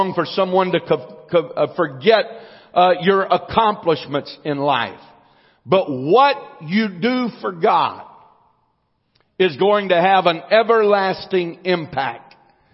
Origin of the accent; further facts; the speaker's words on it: United States; I was born in the United States of America